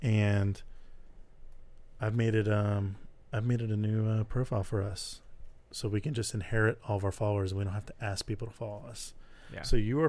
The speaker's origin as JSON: {"language": "English", "town": "Houston", "region": "Texas", "country": "United States", "tie": "born or raised there", "said": "I grew up in Houston, so I had a choice to make."}